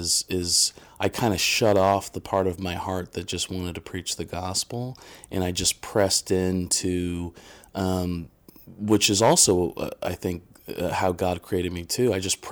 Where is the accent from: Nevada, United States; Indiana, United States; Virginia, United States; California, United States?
Indiana, United States; You know, I'm a kid from Indiana, and I went to Anderson University.